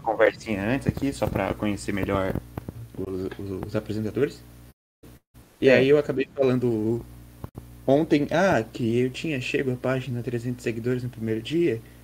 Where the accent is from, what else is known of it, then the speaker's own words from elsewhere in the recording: Santa Catarina, Brazil; Eu sou de Santa Catarina